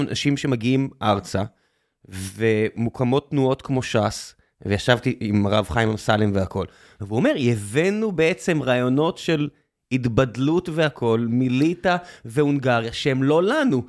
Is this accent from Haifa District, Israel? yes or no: no; Beersheba, Southern District, Israel; now in Tel Aviv, Israel; לבאר שבע, איפה שגדלתי